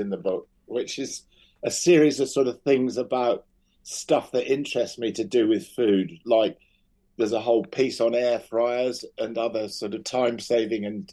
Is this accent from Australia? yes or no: no; United Kingdom; back home in the UK.